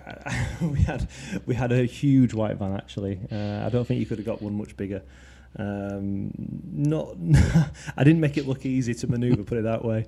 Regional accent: Leeds, Yorkshire and the Humber, United Kingdom; also born or lived in Twickenham; now in Binfield, United Kingdom; So I'm from Leeds originally, but I moved to Twickenham about a year ago

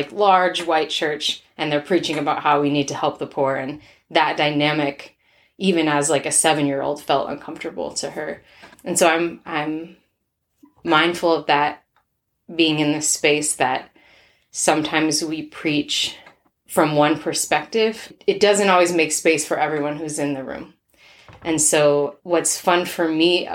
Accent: Minnesota, United States; I am from Minnesota.

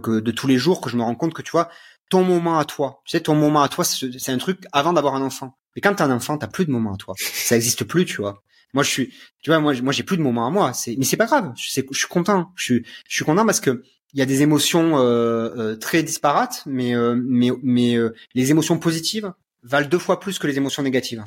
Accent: France; moved away as an adult; now in Romania; en tant que Français

